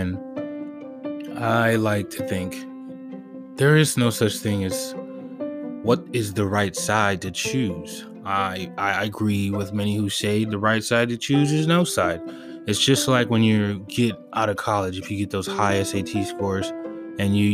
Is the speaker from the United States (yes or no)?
yes; Los Angeles, California, United States; growing up in Western civilization, especially in Los Angeles